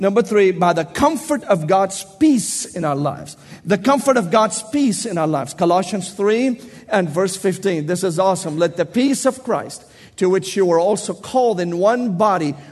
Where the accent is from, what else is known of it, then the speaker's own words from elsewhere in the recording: Tennessee, United States; accent: southern Tennessee; I must speak with my southern Tennessee accent, and you listen very carefully.